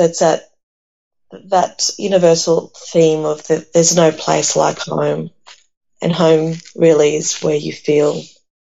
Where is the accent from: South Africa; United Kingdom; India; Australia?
Australia; also born or lived in Athens, Greece; I'm not just Greek and I'm not just Australian. I am definitely a blend of Greek Australian.